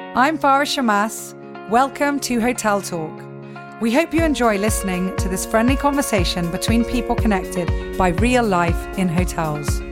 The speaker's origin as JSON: {"language": "English", "region": "England", "country": "United Kingdom", "tie": "born or raised there", "moved": "yes", "lives_now": "Cyprus", "said": "I grew up in England"}